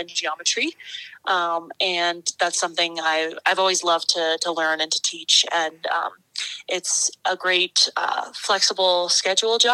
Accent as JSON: {"language": "English", "town": "Cold Spring", "region": "New York", "country": "United States", "tie": "born or raised there", "moved": "as an adult", "lives_now": "Nederland, United States", "said": "I was born in Cold Spring, New York, which is about an hour north of New York City"}